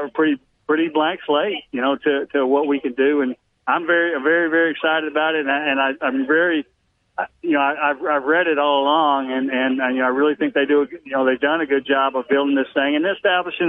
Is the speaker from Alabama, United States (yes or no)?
yes; Huntsville, Alabama, United States; I grew up in Huntsville